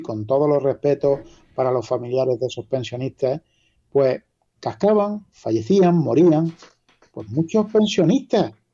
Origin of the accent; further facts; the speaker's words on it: La Carolina, Andalusia, Spain; Yo soy de la Carolina, provincia de Jaén, y aquí somos un pueblo relativamente pequeño.